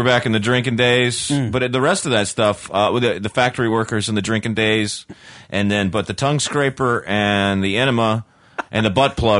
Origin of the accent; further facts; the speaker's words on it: North Carolina, United States; In my home state of North Carolina.